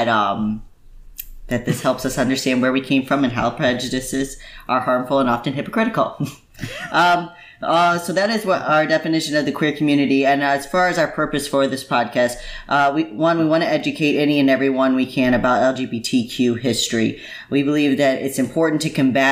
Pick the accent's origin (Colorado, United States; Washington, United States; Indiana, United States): Indiana, United States; I grew up in Indiana